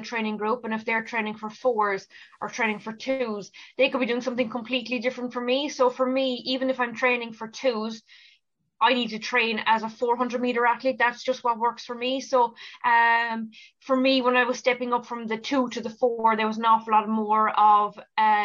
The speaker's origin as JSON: {"language": "English", "town": "Ballineen", "region": "Munster", "country": "Ireland", "tie": "born or raised there", "said": "growing up in Ballinine, like, all my life, going to school there, it's where I'm from"}